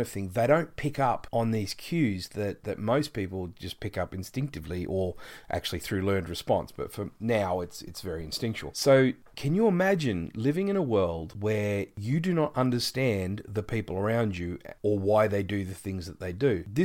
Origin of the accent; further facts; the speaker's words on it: Geelong, Victoria, Australia; I'm from Geelong, Australia, which is the southeastern part of our continent.